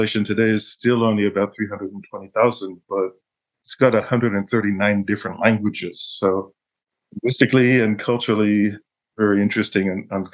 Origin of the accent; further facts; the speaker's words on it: Martinez, California, United States; moved away; also born or lived in Tulsa, Oklahoma / Vanuatu; I grew up in Martinez, California